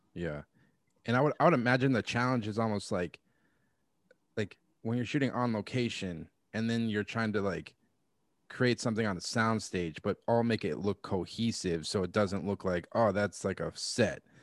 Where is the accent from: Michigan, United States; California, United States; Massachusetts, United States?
Massachusetts, United States; my home state in Massachusetts